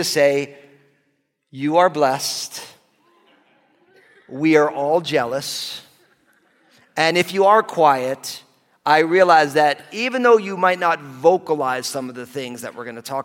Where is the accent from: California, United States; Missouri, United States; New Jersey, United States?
New Jersey, United States; I grew up in New Jersey, my parents came out of New York